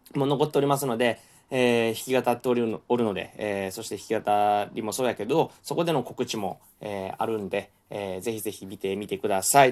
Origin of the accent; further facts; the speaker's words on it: Kansai, Japan; accent: Kansai-ben; 関西弁のノリ